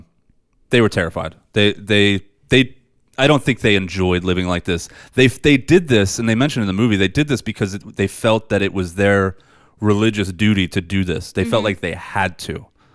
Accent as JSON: {"language": "English", "region": "New Jersey", "country": "United States", "tie": "born or raised there", "said": "I grew up on McGuire Air Force Base. And there's like woods around there with pine trees and stuff."}